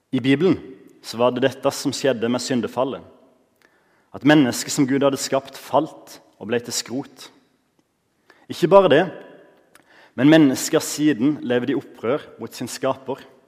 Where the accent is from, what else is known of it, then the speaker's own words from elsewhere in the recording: Norway; Når jeg vokste opp på Givland